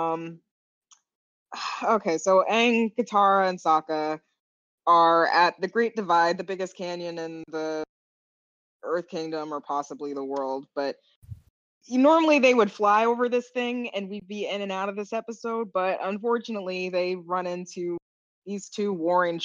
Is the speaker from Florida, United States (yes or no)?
yes; Florida, United States; now in Seattle, United States; we're from Florida